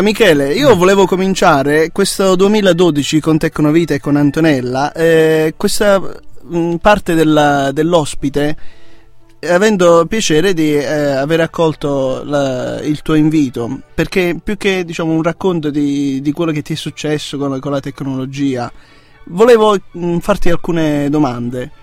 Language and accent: Italian; Apulia, Italy; now in Trento, Italy; io sono della Puglia